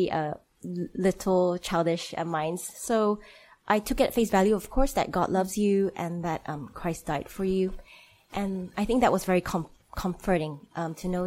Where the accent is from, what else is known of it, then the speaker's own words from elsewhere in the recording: Malaysia; moved away; So I'm Malaysian, so I grew up in Malaysia.